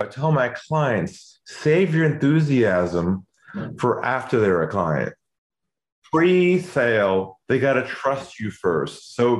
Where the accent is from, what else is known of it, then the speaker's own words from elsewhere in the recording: San Diego, California, United States; moved away as an adult; also born or lived in Los Angeles; now in Sydney, Australia; I'm originally from San Diego, and I now live in Sydney, Australia. So, you know, the accent hasn't changed. I've been here for 20 years, actually.